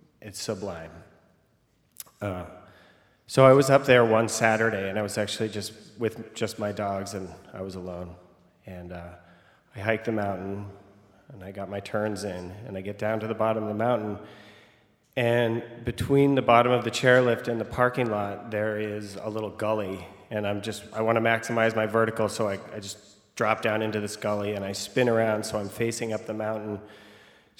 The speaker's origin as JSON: {"language": "English", "region": "Vermont", "country": "United States", "said": "I am from Vermont"}